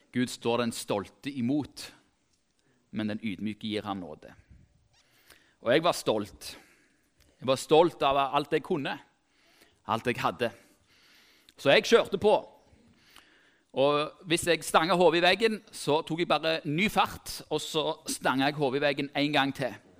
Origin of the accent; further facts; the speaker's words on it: Tau, Rogaland, Norway; Jeg er som sagt fra Tau